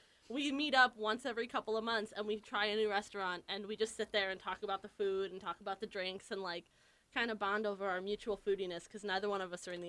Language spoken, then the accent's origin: English; Illinois, United States; moved away; I'm from Illinois, and we still sold Racine Kringles in our.